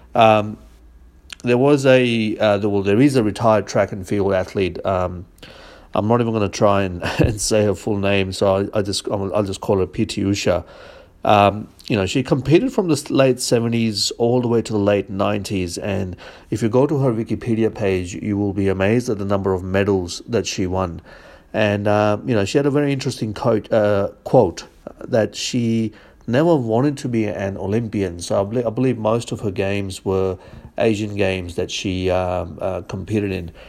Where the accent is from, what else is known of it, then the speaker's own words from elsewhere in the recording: India; I, I grew up in India